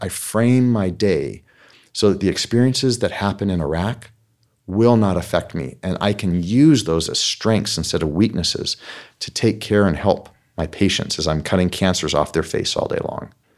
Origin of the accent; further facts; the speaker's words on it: United States; I'm an American